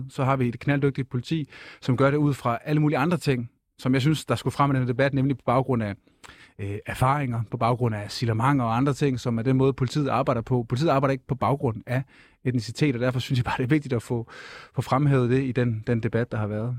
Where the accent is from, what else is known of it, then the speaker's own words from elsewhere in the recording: Funen, Southern Denmark, Denmark; Fyn, hvor jeg kommer fra